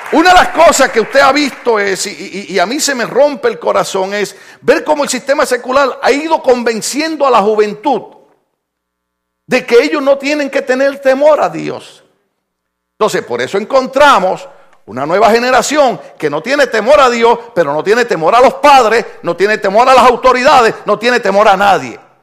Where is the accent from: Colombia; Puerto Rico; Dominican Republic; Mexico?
Puerto Rico; moved away; Mire, mire, en mi país, en mi país, esto, esto es bien problemático